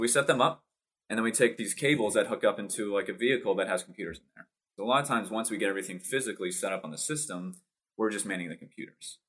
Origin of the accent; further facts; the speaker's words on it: Massachusetts, United States; born and raised uh, Massachusetts